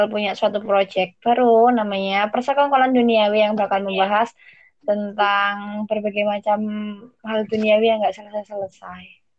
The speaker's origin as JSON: {"language": "Indonesian", "town": "Surabaya", "region": "East Java", "country": "Indonesia", "lives_now": "Jakarta, Indonesia", "said": "gue asli Surabaya tapi sekarang lagi di Jakarta."}